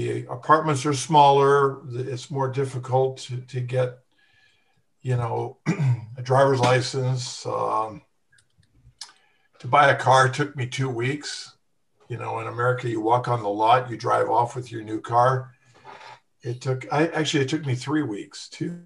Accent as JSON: {"language": "English", "country": "United States", "moved": "yes", "said": "we're all American pansies"}